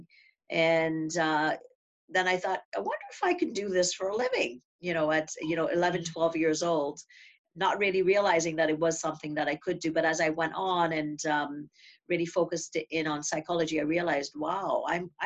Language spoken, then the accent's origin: English; Trinidad & Tobago; I grew up in Trinidad and Tobago, like you had said, a little Caribbean island